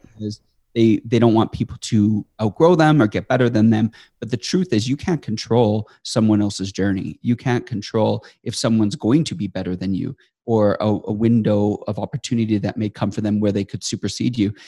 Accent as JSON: {"language": "English", "town": "Estevan", "region": "Saskatchewan", "country": "Canada", "tie": "born or raised there", "also_born_or_lived": "Sydney, Australia", "moved": "as an adult", "lives_now": "Calgary, Canada", "said": "I grew up in Estevan, Saskatchewan, which is most people never know what that is, but it is in Canada, the southeast corner of Saskatchewan"}